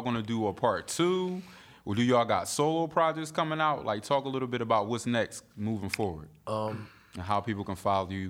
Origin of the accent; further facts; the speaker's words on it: Philadelphia, Pennsylvania, United States; But I'm from Philly, home of the cheesesteaks